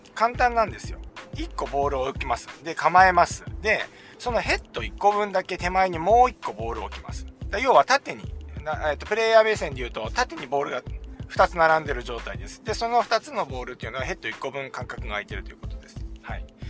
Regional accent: Chiba, Japan; 地元千葉でのブリヂストンオープン袖ヶ浦です地元ですからね

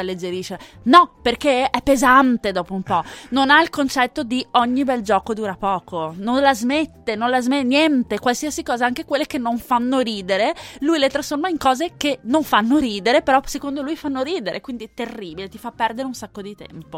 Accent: Veneto, Italy; io sono veneta

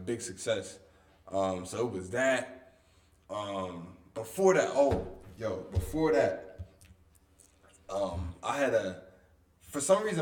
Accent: Wilmington, Delaware, United States; I'm also from Wilmington, Delaware. I'm from the inner city

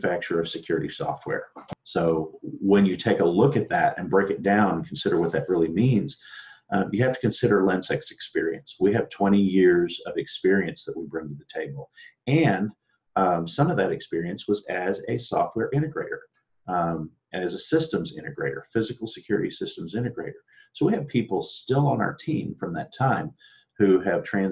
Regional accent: Austin, Texas, United States; I'm sitting here in Austin, Texas, my hometown

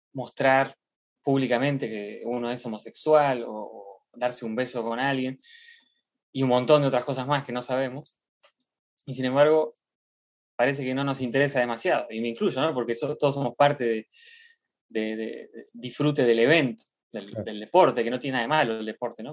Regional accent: Argentina; como argentino

